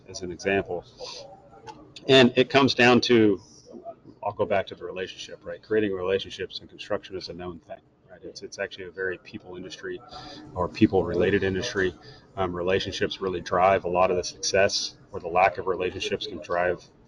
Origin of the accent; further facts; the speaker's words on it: Portland, Oregon, United States; also born or lived in Washington / Idaho / Vancouver, Washington; I grew up generally in the Portland area.